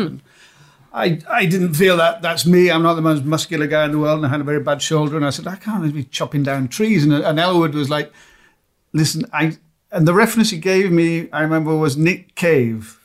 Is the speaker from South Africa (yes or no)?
no; United Kingdom; I'm British